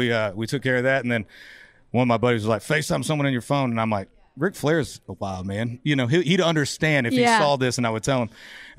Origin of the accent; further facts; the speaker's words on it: Florida, United States; I'm from Florida.